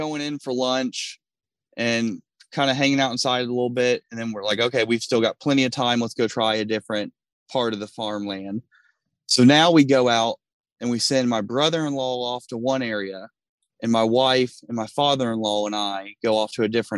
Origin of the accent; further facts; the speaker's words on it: Kentucky, United States; where I grew up in Kentucky, we didn't have hunting land